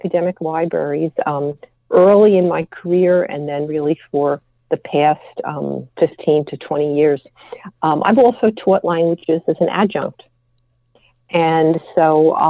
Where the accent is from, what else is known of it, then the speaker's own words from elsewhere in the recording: New York area, United States; also born or lived in Quebec City, Canada; I was raised in the New York area